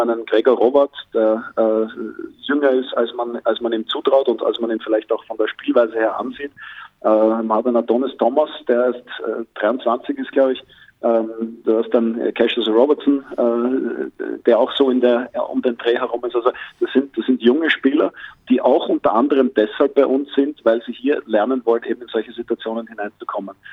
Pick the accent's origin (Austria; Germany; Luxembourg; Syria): Austria; mit meiner österreichischen Staatsbürgerschaft